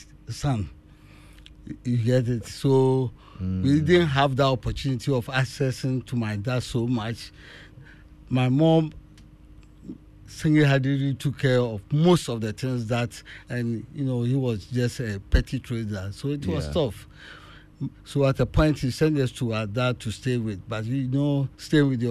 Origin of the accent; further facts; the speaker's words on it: Ajumako, Central Region, Ghana; I was born at Ejumako. I started school at Ejumako Ban